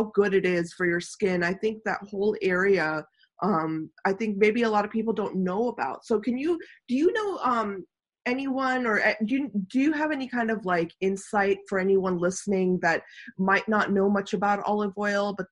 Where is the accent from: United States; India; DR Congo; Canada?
India; moved away; also born or lived in the Mediterranean; I'm Indian